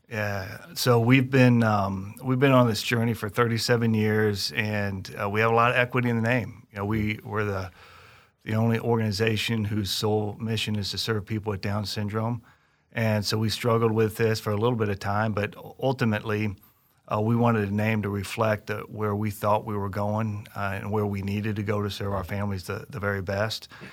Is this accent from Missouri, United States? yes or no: yes; Kansas City, Missouri, United States; Kansas City that's my hometown